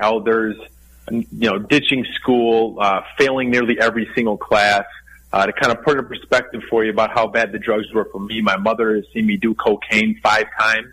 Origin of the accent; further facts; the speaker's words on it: Darien, Illinois, United States; also born or lived in Indiana; I was born in Darien, Illinois, which is a suburb of Chicago, Illinois